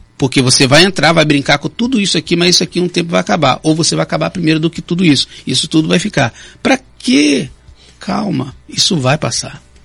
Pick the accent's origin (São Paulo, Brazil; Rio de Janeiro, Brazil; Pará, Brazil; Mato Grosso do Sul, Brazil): Rio de Janeiro, Brazil; now in Campos dos Goytacazes, Brazil; desde o Rio de Janeiro, que eu fui criado lá no Complexo Alemão